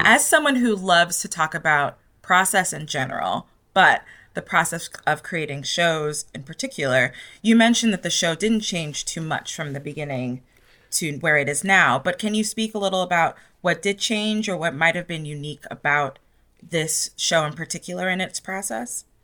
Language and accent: English; New York City, New York, United States; moved away as an adult; now in Los Angeles, United States; having been born and raised in New York City and now living in Los Angeles